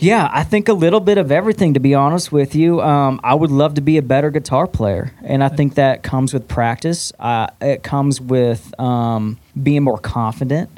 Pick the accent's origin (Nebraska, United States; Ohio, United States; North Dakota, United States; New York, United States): Nebraska, United States; Omaha; now in Nashville, United States; born and raised in Omaha, Nebraska